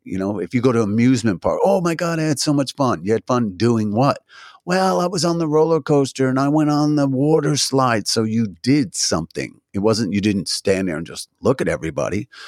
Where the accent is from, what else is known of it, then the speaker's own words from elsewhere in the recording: New Jersey, United States; now in Washington, D.C., United States; I'm originally from New Jersey